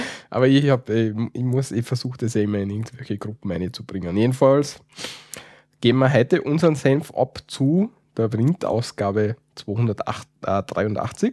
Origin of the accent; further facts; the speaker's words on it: Austria; Bei uns in Österreich